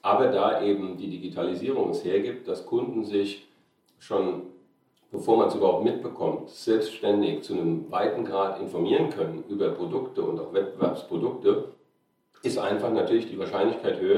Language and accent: German; Mainz, Rhineland-Palatinate, Germany; äh, Verörtlichungen von eben Mainz, wo ich ursprünglich herkomme, Jena, Schweiz gewesen, ein paar Jahre